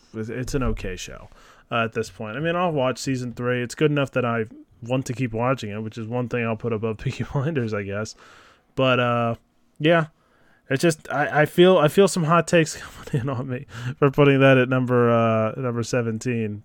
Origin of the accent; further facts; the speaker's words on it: Philadelphia, Pennsylvania, United States; I'm from Philadelphia